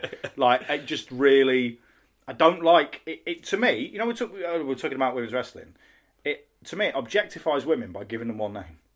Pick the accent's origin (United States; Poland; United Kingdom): United Kingdom; Midlands; now in North of England, United Kingdom; I'm from the north. Well, I'm from the Midlands and now live in the north